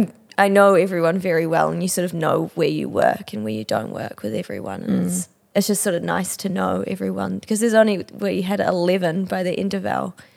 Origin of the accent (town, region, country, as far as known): Auckland, New Zealand; born or raised there